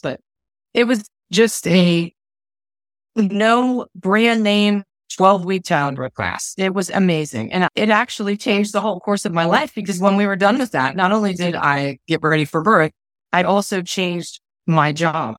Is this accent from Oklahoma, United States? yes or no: no; Ohio, United States; moved away as an adult; now in Phoenix, United States; I'm from Ohio originally, although the last couple of years have been moving back and forth all around the country. Right now, I live in Phoenix, Arizona.